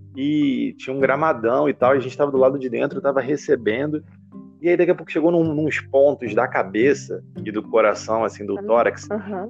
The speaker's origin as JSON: {"language": "Portuguese", "area": "Baixada Fluminense", "region": "Rio de Janeiro", "country": "Brazil", "tie": "born or raised there", "said": "eu cresci na Baixada Fluminense, assim, lugar pobre, assim, do Rio de Janeiro"}